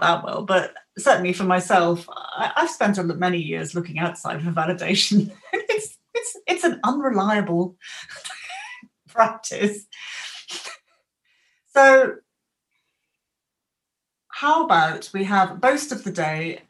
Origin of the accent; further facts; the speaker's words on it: England, United Kingdom; We're so English